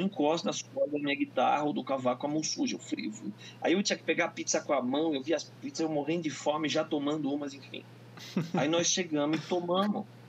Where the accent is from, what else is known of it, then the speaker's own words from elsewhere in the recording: Curitiba, Paraná, Brazil; sou de Curitiba, que a cidade sempre foi rock